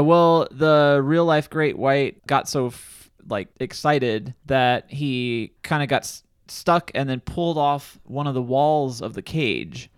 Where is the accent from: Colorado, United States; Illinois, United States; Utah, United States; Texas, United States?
Illinois, United States; my hometown, in Illinois